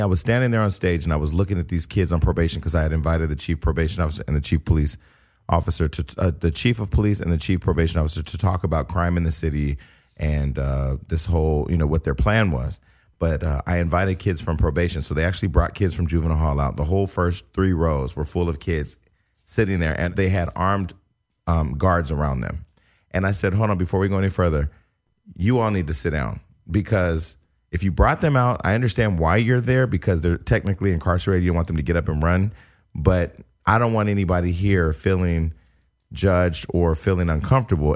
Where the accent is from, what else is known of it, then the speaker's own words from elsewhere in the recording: Stockton, California, United States; now in Los Angeles, United States; getting active in my hometown and relocating back to Stockton for three months.